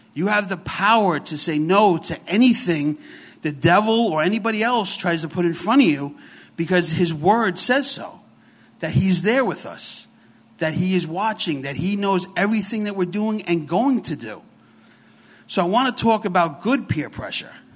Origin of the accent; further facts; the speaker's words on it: New York City, New York, United States; accent: New York; We are from New York. So if I talk kind of funny, I got a real New York accent. I'm from the Bronx, so it's very heavy.